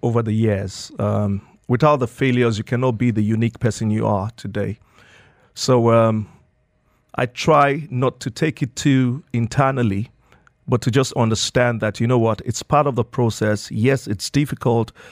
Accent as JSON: {"language": "English", "country": "Nigeria", "tie": "born or raised there", "moved": "as an adult", "lives_now": "Dubai, United Arab Emirates", "said": "I grew up in Nigeria, um, spent my childhood in Nigeria"}